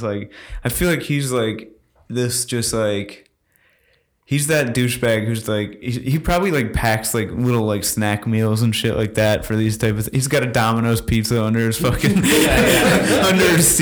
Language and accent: English; United States; us Americans